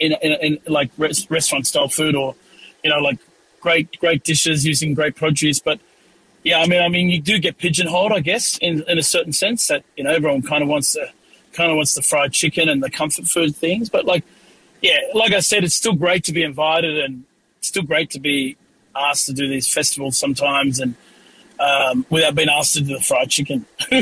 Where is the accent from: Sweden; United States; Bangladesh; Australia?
Australia; I got to play with some really great growing up in Australia.